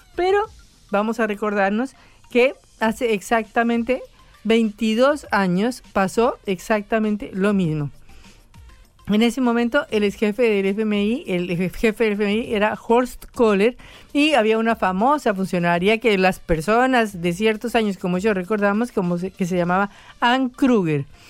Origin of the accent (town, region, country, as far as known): Argentina